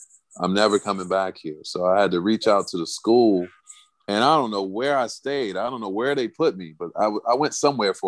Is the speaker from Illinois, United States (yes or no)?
yes; Chicago, Illinois, United States; moved away; I'm from Chicago